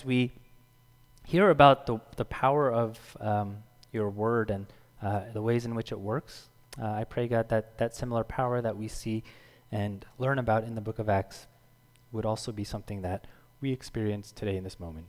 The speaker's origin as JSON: {"language": "English", "country": "United States", "tie": "born or raised there", "said": "I was born here. So I grew up in the United States, and therefore I'm most comfortable with the English language."}